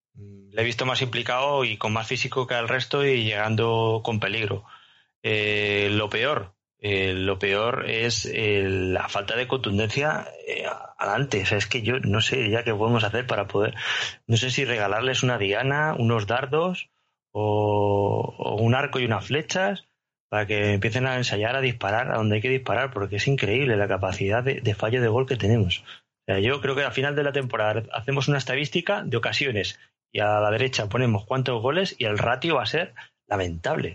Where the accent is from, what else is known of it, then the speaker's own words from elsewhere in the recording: Madrid, Community of Madrid, Spain; now in Murcia, Spain; yo soy madrileño